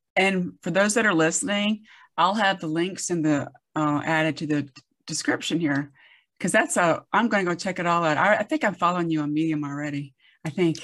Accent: the South, United States; I grew up in the South

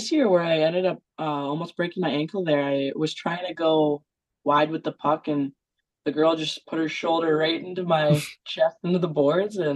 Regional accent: Western Canada, Canada; I think we're pretty tough from Western Canada. I'd vouch for us.

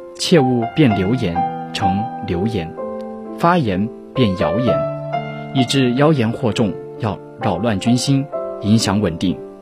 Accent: China; 自己作为一个中国人

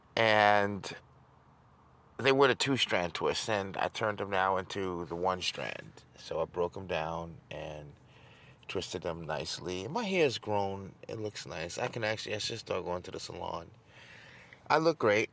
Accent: New York City, New York, United States; moved away as an adult; also born or lived in Dubai / Dallas; Growing up in New York City and South Jamaica, 80s and 90s

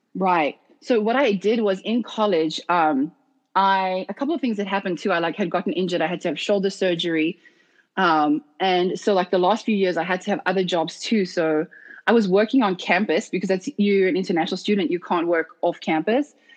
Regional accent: South Africa; moved away as an adult; being born and raised in South Africa, firstly. And then I was recruited to D1 college at 17

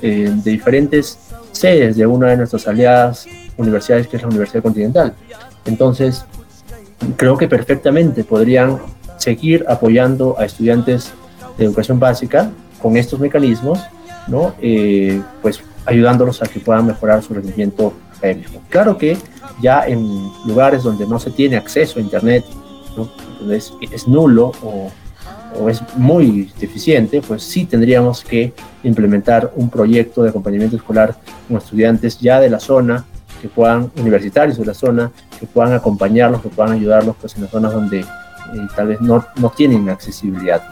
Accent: Peru

